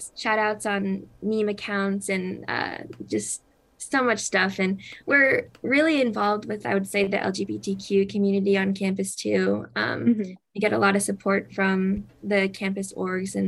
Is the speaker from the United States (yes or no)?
yes; Savannah, Georgia, United States; now in Atlanta, United States; Savannah, Georgia, which is my hometown